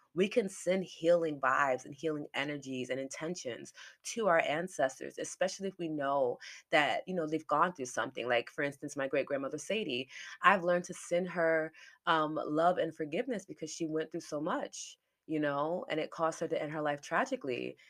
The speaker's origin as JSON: {"language": "English", "town": "New York City", "region": "New York", "country": "United States", "tie": "born or raised there", "said": "I was born in New York"}